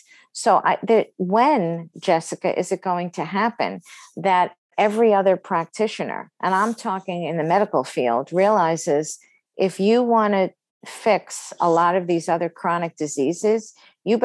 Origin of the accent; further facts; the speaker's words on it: New York City, New York, United States; I grew up in Brooklyn